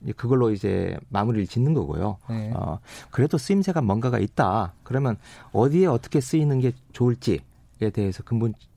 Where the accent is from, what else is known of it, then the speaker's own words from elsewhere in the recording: Gunsan, North Jeolla, South Korea; moved away; 제 고향이고